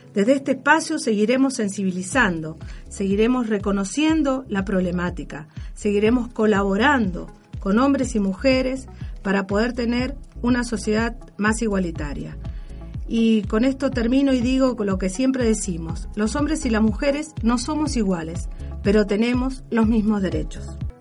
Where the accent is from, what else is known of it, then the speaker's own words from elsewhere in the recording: Mendoza, Argentina; nuestra provincia